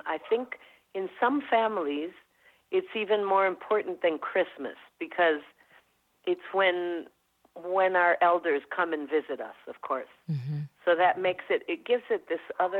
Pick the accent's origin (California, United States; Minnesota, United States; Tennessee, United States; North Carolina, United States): Minnesota, United States; also born or lived in Mexico; growing up in Minnesota as well with that, and mainly surrounded by Nordic people